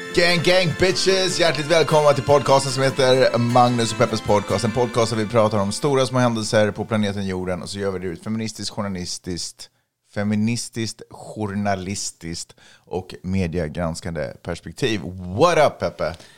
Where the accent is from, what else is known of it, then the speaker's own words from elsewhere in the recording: Sweden; now in Los Angeles, United States; jag är från Sverige